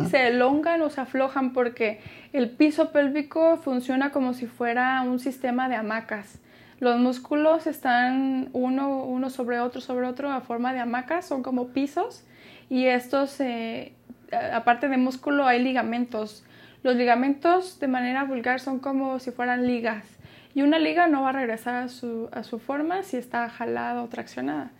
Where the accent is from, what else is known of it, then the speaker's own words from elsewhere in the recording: Mexico; somos mexicanos